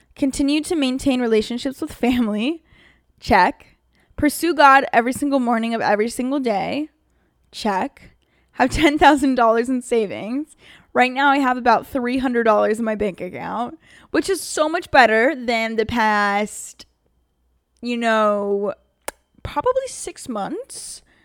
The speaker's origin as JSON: {"language": "English", "region": "Pennsylvania", "country": "United States", "moved": "as an adult", "lives_now": "Los Angeles, United States", "said": "I came literally from Amish Town, Pennsylvania"}